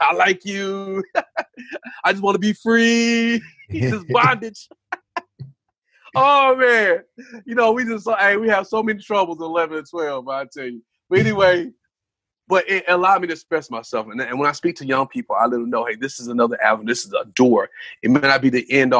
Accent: Spartanburg, South Carolina, United States; now in Greenville, United States; Originally from Spartanburg, South Carolina. I'm in Greenville now. Born and bred in South Carolina

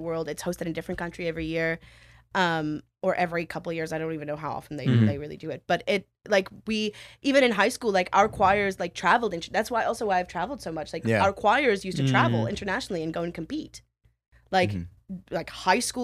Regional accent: Pretoria, Gauteng, South Africa; moved away as an adult; now in United States; I grew up in Pretoria

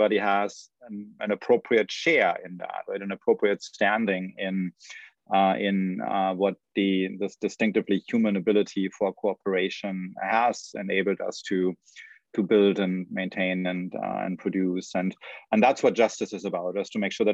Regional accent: Germany; moved away as an adult; now in United States; So I grew up in Germany, so I came to the United States only at the stage of PhD program

